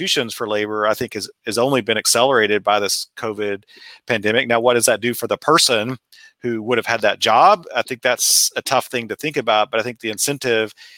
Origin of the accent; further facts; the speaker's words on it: Texas Panhandle, United States; now in West Lafayette, Indiana, United States; I grew up in the Texas Panhandle